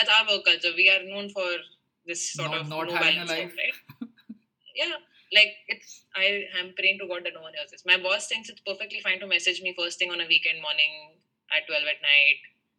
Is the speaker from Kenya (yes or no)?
no; India; moved away; As an Indian